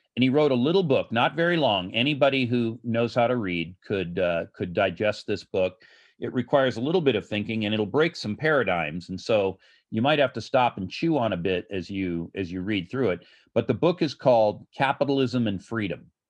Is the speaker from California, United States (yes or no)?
yes; Los Angeles, California, United States; Los Angeles, my hometown